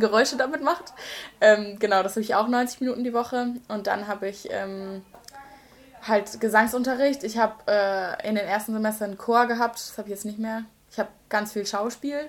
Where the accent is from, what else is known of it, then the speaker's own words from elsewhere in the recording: Seelbach, Baden-Württemberg, Germany; accent: Badisch; moved away as an adult; now in Osnabrück, Germany; ich komme ursprünglich aus einem kleinen Schwarzwalddorf mhm. äh, aus der Nähe von Freiburg, so zwischen Karlsruhe und Freiburg ganz grob, aber mehr an Freiburg als an Karlsruhe